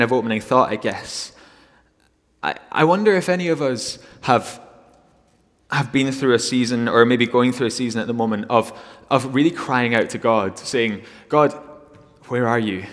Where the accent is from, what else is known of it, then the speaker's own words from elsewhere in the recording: Glasgow, Scotland, United Kingdom; moved away as an adult; I'm from Glasgow originally